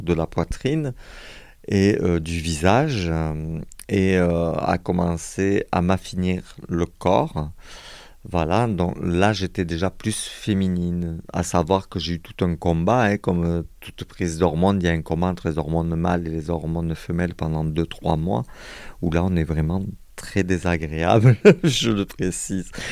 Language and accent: French; Montpellier, Occitania, France; moved away as an adult; now in Perpignan, France; il a fallu que je me sauve de ma ville natale